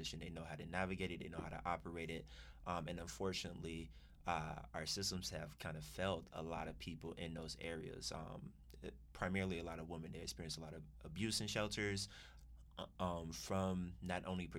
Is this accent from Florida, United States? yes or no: yes; Orlando, Florida, United States; moved away as an adult; also born or lived in New York City; now in Atlanta, United States; Originally, I'm from Orlando, Florida